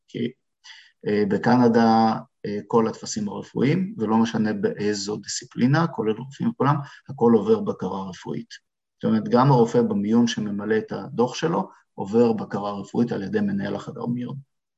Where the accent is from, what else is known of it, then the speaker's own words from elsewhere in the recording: Israel; moved away as an adult; now in Canada; אנחנו כישראלים, כפרמדיקים